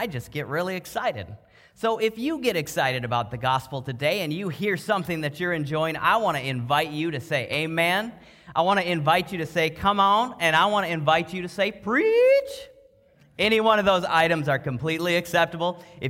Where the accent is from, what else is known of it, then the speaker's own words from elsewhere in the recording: Minnesota, United States; Now, I grew up, I know I sound like I'm from the South, but I actually grew up in a charismatic church in Minnesota.